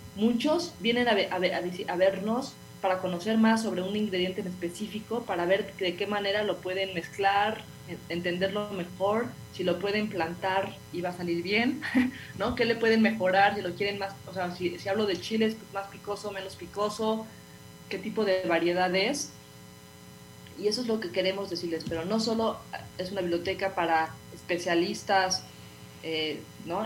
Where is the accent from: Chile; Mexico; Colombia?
Mexico; como somos mexicanos